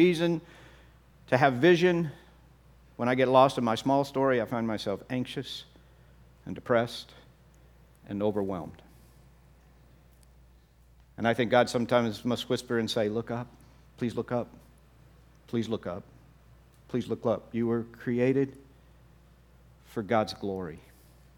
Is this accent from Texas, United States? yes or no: yes; Texas, United States; I'm from Texas